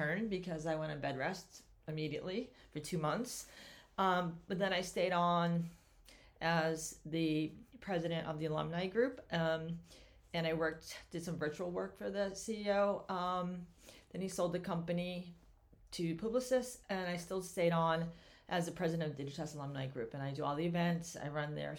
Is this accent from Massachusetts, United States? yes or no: yes; Sharon, Massachusetts, United States; I grew up in Sharon with my parents and three older brothers